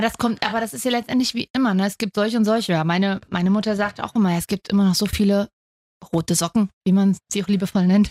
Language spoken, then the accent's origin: German; Leipzig, Saxony, Germany; ich komme aus Sachsen, ich bin Leipzigerin und deswegen bin ich eigentlich Leipzigerin und nicht Sächsin.